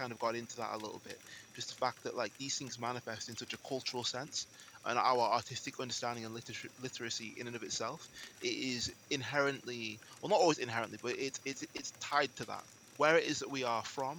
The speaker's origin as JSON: {"language": "English", "region": "England", "country": "United Kingdom", "said": "I'm speaking as an English person in England"}